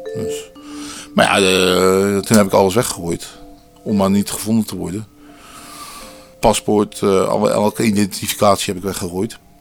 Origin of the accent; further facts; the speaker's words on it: Dordrecht, South Holland, Netherlands; geboren in Dordrecht